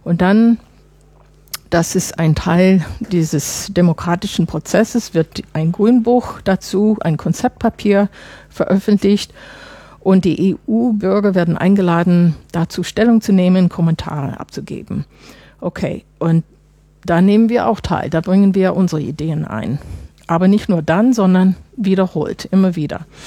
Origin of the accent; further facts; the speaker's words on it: Chicago, Illinois, United States; German is a second language; moved away as an adult; also born or lived in France / Germany; now in Brussels, Belgium; ich komme nicht aus Illinois. Ich komme aus Chicago. Aber wissen Sie, ich bin ja auch seit vielen Jahren weg